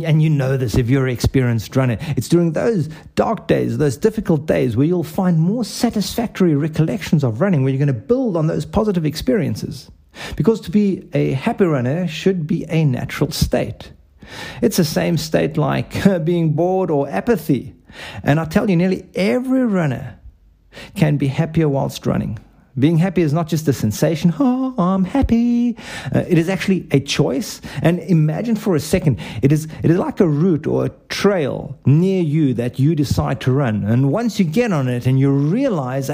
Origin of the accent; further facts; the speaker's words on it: South Africa; where I grew up, and for those of you who cannot place my accent, it's South Africa